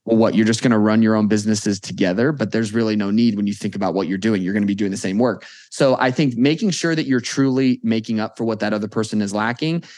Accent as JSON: {"language": "English", "town": "Las Vegas", "region": "Nevada", "country": "United States", "tie": "born or raised there", "said": "born and raised in Vegas"}